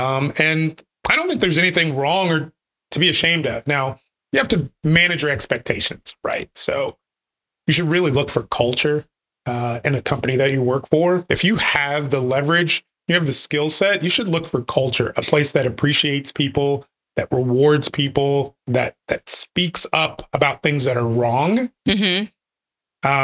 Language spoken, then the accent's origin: English; Wichita, Kansas, United States; also born or lived in Nebraska; now in Texas, United States; Bred by birth, yes. I grew up in Wichita, Kansas. Got to Texas as fast as I could.